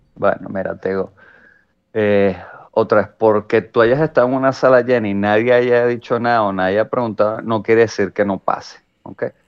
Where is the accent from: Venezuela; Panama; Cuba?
Venezuela; San Antonio de los Altos, Miranda; yo realmente sentíme orgulloso así de San Antonio